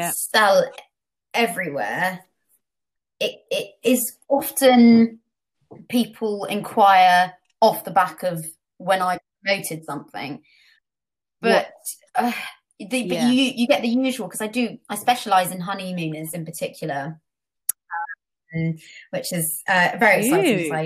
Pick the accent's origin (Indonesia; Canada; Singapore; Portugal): Portugal; moved away; I grew up in Portugal, still have family there